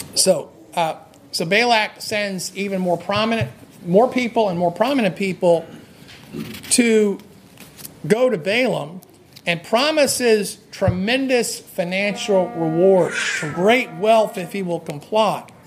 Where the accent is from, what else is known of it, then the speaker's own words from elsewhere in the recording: New Jersey, United States; I grew up in New Jersey.